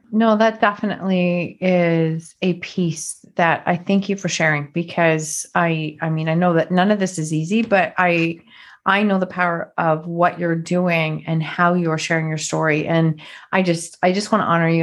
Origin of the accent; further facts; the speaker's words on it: Canada; another fellow Canadian